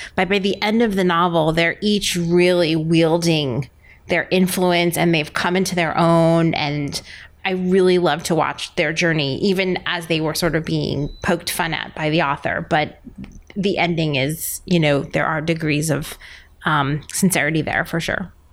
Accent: New York City, New York, United States; I'm a New Yorker

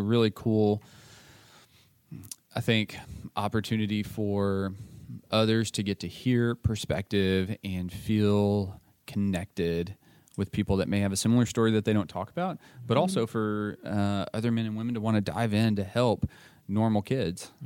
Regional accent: Tyler, Texas, United States; also born or lived in Dallas / College Station; We live in Tyler. We grew up in Tyler, both of us

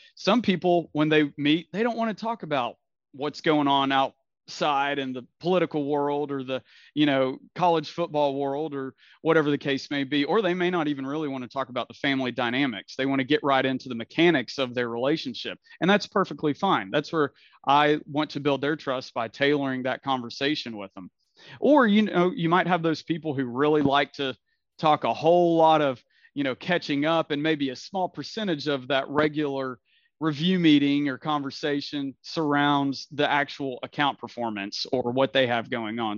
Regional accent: Knoxville, Tennessee, United States; also born or lived in Nashville, Tennessee / Alabama; I grew up here in Knoxville, was actually born in Nashville, but grew up in Knoxville, moved here when I was a little kid

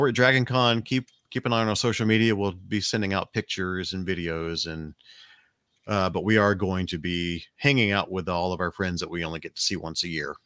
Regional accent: Alabama, United States; We are from Alabama. It's Southern Hospitality

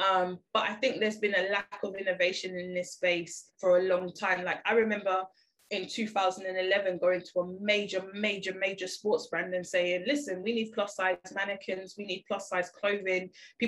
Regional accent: Jamaica; And I think being Jamaican as well, like, being bigger wasn't a problem.

